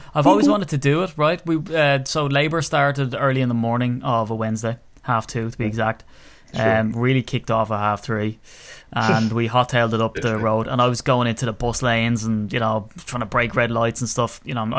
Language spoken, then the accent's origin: English; Ireland; being Irish